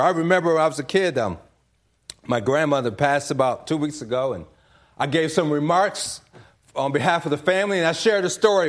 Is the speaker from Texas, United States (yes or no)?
no; DC area, Maryland, United States; I'm from the Maryland, D C area, but my parents are from South Carolina